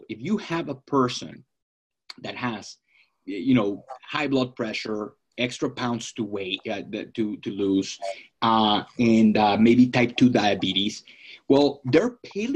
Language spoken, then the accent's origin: English; Florida, United States; now in Phoenix, United States; I'm from Florida